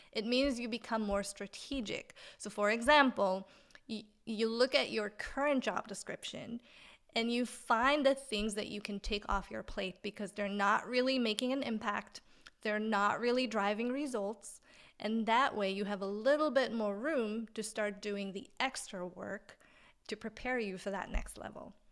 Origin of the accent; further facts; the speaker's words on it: Israel; English is a second language; moved away as an adult; where I'm from originally in Israel, but I came here